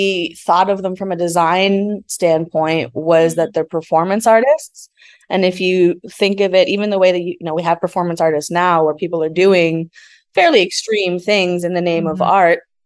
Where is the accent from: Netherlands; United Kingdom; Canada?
Canada; being Canadian also